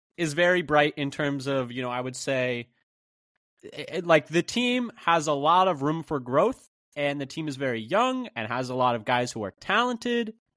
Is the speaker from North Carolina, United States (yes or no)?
no; Bay Area, California, United States; I grew up in the Bay Area